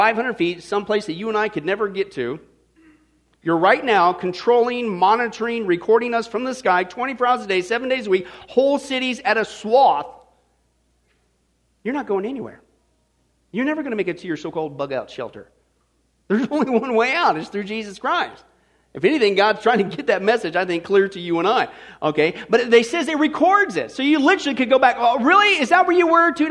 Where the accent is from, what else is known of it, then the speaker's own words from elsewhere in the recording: Kansas, United States; I grew up in Kansas